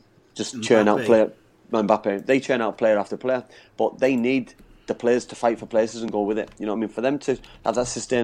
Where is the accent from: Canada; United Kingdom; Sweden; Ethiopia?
United Kingdom; England; myself being English